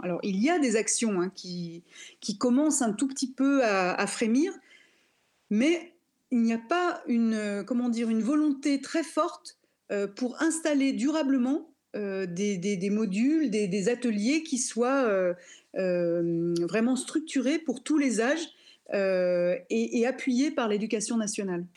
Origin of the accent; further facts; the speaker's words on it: near Lyon, Auvergne-Rhône-Alpes, France; je suis née euh, près de Lyon